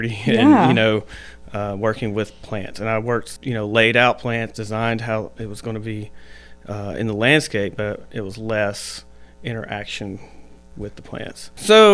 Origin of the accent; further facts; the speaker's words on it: Chatsworth, Georgia, United States; I grew up in Chatsworth, right across the river, as we like to say